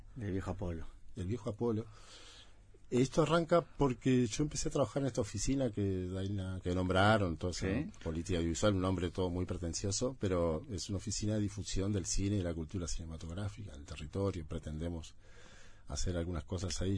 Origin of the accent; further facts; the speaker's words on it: Montevideo, Uruguay; yo soy de ese bar soy del oeste no soy nacido en la Teja viví 30 años en la Teja